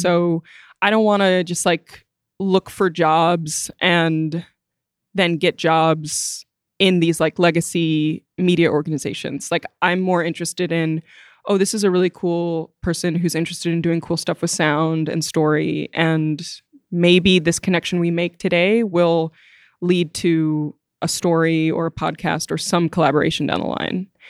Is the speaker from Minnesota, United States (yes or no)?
no; Wilmette, Illinois, United States; I'm from Wilmette, Illinois, and my dad got sick a while ago, so I moved back into living with him, which is my childhood home